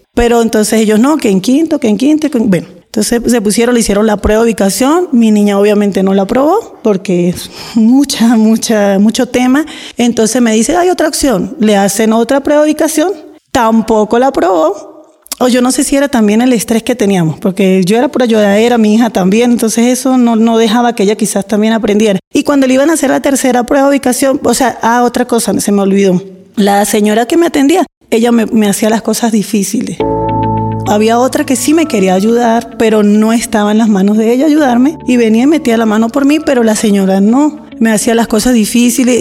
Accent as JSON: {"language": "Spanish", "town": "San Cristóbal", "region": "Táchira", "country": "Venezuela", "moved": "as an adult", "said": "vengo de San Cristóbal y llegué en el 2019."}